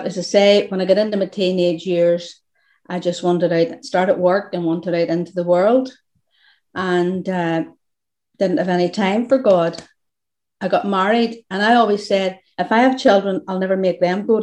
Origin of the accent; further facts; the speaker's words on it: Portavogie, Northern Ireland, United Kingdom; I was brought up in Portavogie